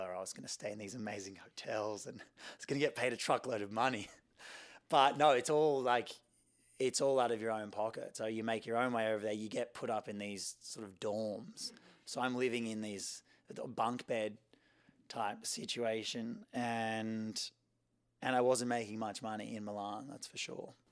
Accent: Sydney, New South Wales, Australia; I grew up in Sydney, Australia, uh, on the beach in Coogee.

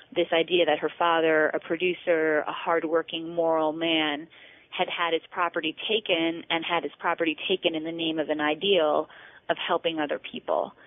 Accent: East Coast, United States; I grew up on the East Coast

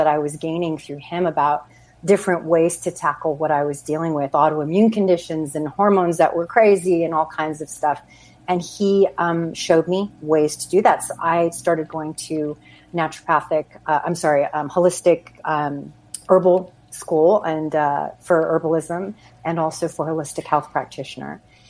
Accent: New Mexico, United States; moved away as an adult; Anyway, so I moved out to California from New Mexico, went in my early 20s, and I was trying to seek out an acting career, as one does

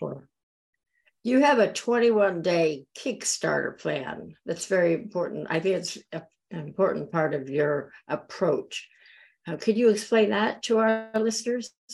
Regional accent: Florida Keys, United States; moved away; I grew up in the Florida Keys

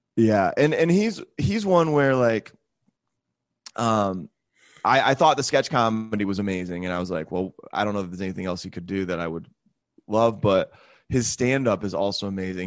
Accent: Michigan, United States; moved away as an adult; also born or lived in Charlotte / Atlanta; now in Greenville, United States; I'm from Michigan originally

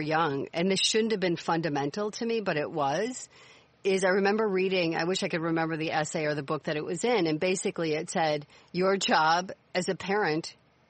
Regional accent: Chicago, Illinois, United States; I grew up in Chicago. I took the city bus pretty much my whole life to school.

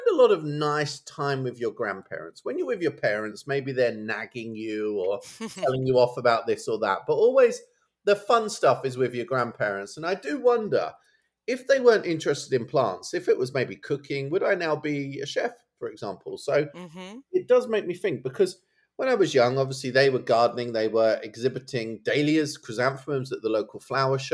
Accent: Suffolk, East of England, United Kingdom; I've got a house in Suffolk in my hometown

